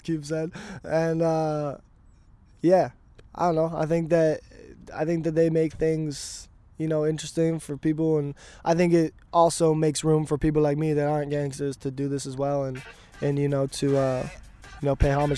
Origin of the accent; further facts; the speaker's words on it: Vernon, British Columbia, Canada; now in Vancouver, Canada; I'm originally from Vernon, BC